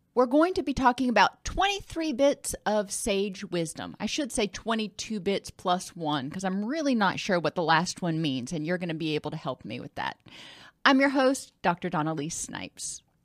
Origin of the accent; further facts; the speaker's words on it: the South, United States; I'm from the South